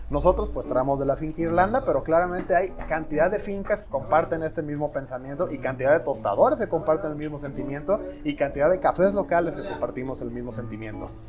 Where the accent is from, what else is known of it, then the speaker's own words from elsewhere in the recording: Mexico; estamos muy acostumbrados como mexicanos y americanos en general